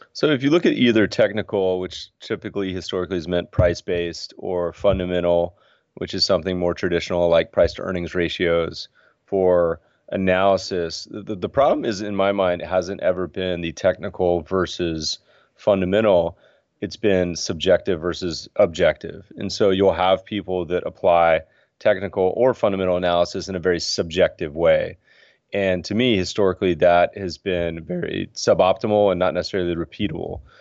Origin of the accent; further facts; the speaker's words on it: Colorado, United States; also born or lived in Winston-Salem, North Carolina; now in California, United States; grew up mostly in Colorado, little North Carolina